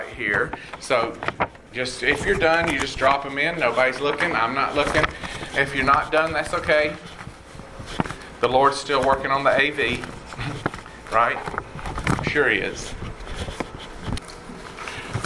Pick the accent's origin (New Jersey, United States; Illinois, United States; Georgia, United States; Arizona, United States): Georgia, United States; College Park; moved away as an adult; also born or lived in Atlanta, Georgia / Nashville, Tennessee; now in Houston, United States; I was born and raised in Atlanta and grew up in College Park